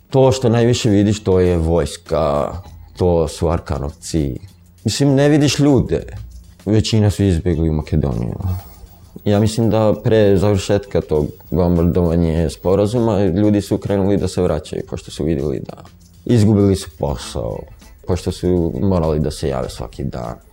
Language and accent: Croatian; Preševo, Serbia; Rođen sam u Prešovu. Kad sam ja krenuo u prvi razred imao sam šest godina.